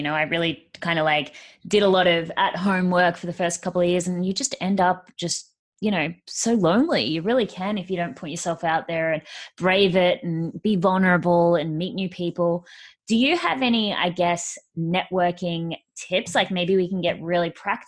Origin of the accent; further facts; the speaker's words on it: Perth, Western Australia, Australia; moved away; I'm from Perth originally